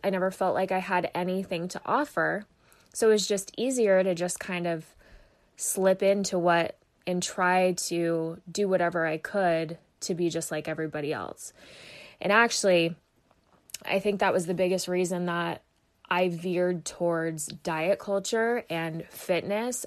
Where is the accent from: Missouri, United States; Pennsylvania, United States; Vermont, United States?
Vermont, United States; moved away as an adult; also born or lived in Phoenix, Arizona; I was born and raised in Vermont